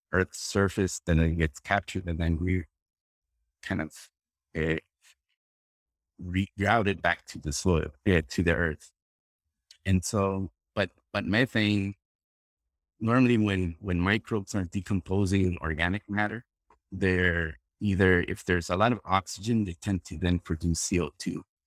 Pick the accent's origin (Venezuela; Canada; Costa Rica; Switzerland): Costa Rica; moved away as an adult; now in Florida, United States; I'm originally from Costa Rica. I'm a, born and raised in Costa Rica